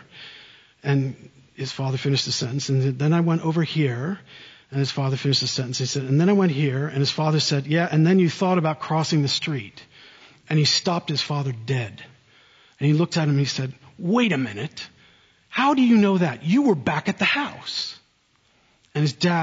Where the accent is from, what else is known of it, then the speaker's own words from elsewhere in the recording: central New Jersey, United States; moved away as an adult; also born or lived in Oxford, England; now in South Carolina, United States; I grew up in central New Jersey